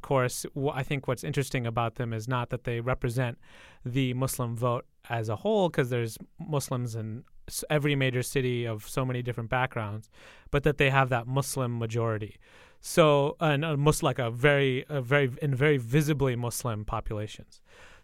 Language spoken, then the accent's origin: English; Michigan, United States; I'm actually from Michigan